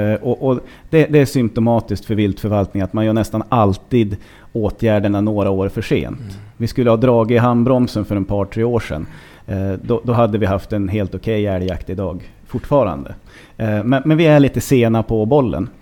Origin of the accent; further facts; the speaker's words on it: Hälsingland, Gävleborg County, Sweden; jag växte upp i Hälsingland